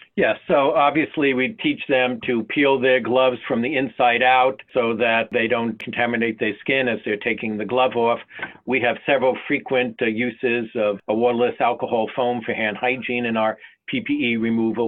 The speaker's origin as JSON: {"language": "English", "region": "North Carolina", "country": "United States", "said": "my home state of North Carolina"}